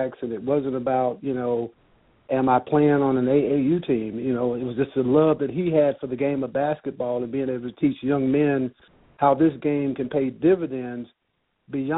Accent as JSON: {"language": "English", "town": "Chicago", "region": "Illinois", "country": "United States", "tie": "born or raised there", "said": "growing up in Chicago"}